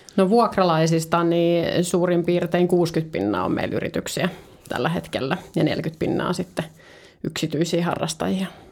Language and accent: Finnish; Turku, Southwest Finland, Finland; moved away as an adult; now in Helsinki, Finland; mä oon Turun seudut kotoisin